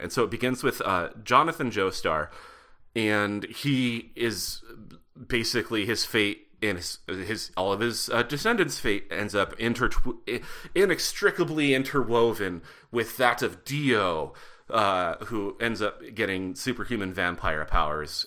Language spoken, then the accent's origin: English; Butte, Montana, United States; I grew up in Butte, Montana